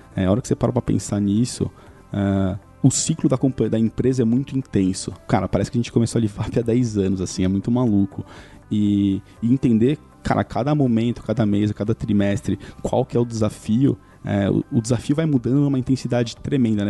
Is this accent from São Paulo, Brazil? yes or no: yes; São Caetano do Sul, São Paulo, Brazil; eu sou de São Caetano